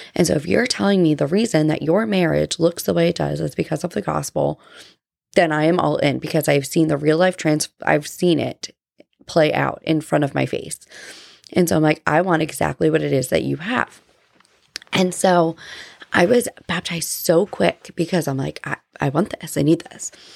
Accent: New Jersey, United States; now in Georgia, United States; I grew up in New Jersey

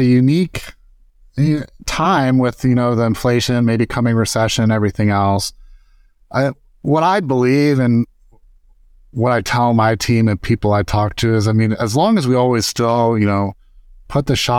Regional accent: Dayton, Ohio, United States; also born or lived in Arkansas; now in Cincinnati, United States; So I'm originally from Dayton, Ohio. I currently live in Cincinnati. We've been here for about 8 years. I've lived around the state a little bit. I did live in Arkansas, in Bentonville area and Fayetteville area

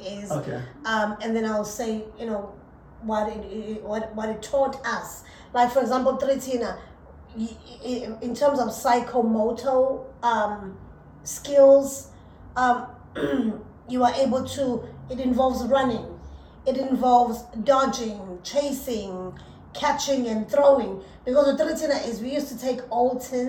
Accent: South Africa; English is a second language; moved away; Even in my country

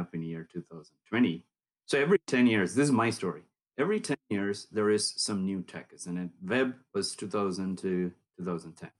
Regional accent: Erode, Tamil Nadu, India; also born or lived in Bangalore; I grew up in South India, place south of Coimbatore called Erode. Pretty small town.

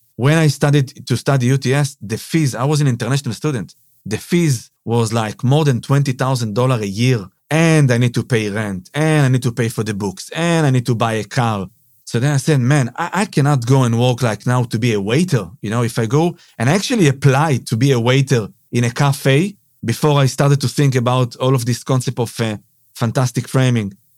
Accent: Israel; moved away as an adult; now in Sydney, Australia; I'm from Israel, yeah. Born and raised in Israel.

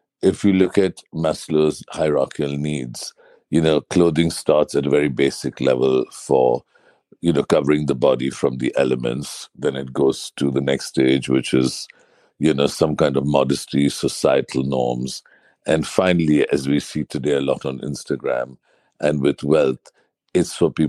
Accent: Mumbai, Maharashtra, India; I grew up in South Bombay.

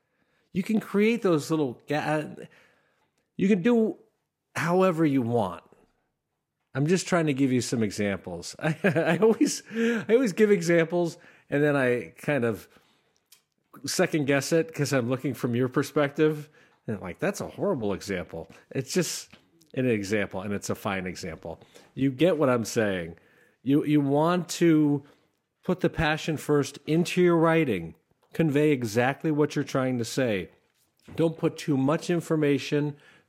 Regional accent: Schenectady, New York, United States; I grew up in Schenectady, and it's kind of a blue-collar town, but there's a lot of old-school Democrats and a lot of newer Republicans

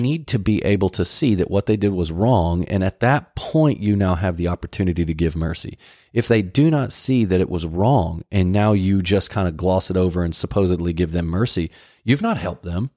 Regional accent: Dallas, Texas, United States; we grew up in Dallas

